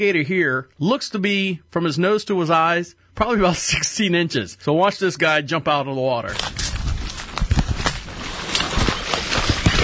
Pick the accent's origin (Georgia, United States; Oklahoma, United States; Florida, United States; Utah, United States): Florida, United States; I was born and raised in Florida